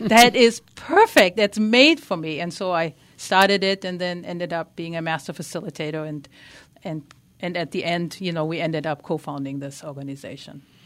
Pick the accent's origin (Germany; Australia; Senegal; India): Germany; English is a second language; moved away; I grew up in Germany. You might notice a, a slight tiny accent